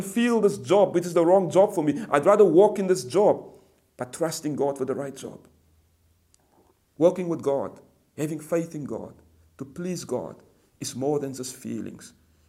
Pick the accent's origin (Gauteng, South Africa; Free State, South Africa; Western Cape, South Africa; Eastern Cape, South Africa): Western Cape, South Africa; Cape Town; You see, I grew up in Cape Town, in the Cape Flats, aka known the ghettos. And we were surrounded by poverty. We were surrounded by gangsters.